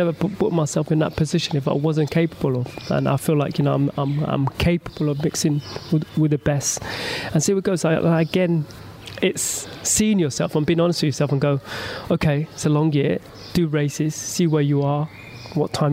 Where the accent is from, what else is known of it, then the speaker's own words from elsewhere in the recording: London, United Kingdom; my hometown in London